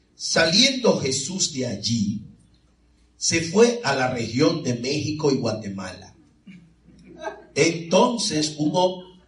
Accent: Santo Domingo, Dominican Republic; now in Florida, United States; yo soy de la República Dominicana, es decir, que soy de Santo Domingo

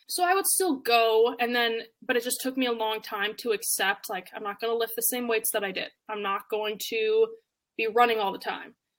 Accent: Canada; now in United States; I'm originally from Canada

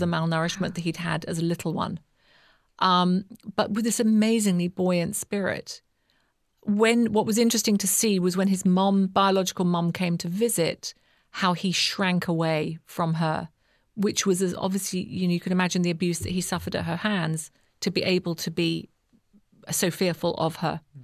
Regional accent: United Kingdom; accent: British; moved away as an adult; now in South Africa; I'm British, as you can probably hear by my accent.

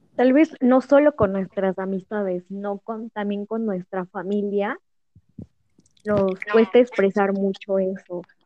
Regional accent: Puebla, Mexico; Soy del estado de Puebla

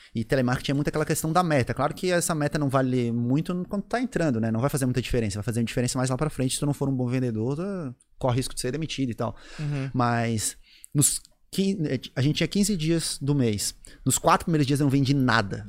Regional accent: Florianópolis, Santa Catarina, Brazil; also born or lived in Rio Grande do Sul; eu sou gaúcho, eu nasci no Rio Grande do Sul. Caramba. Com 21 dias, eu vim morar em Florianópolis

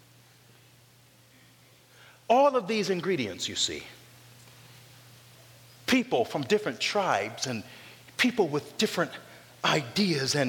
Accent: North Carolina, United States; moved away; also born or lived in Loma Linda, California; I grew up in North Carolina, okay, where collard greens are a staple. And when I moved to the West Coast

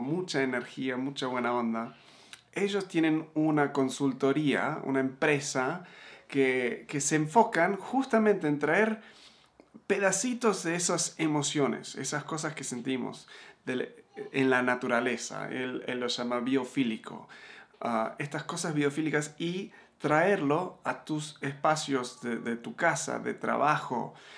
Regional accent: Argentina; also born or lived in United States / Uruguay; now in Mexico; me crié en Argentina

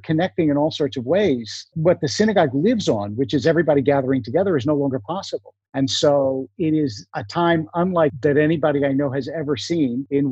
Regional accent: Philadelphia, Pennsylvania, United States; also born or lived in New York / New Jersey; now in Los Angeles, United States; I grew up in Philadelphia.

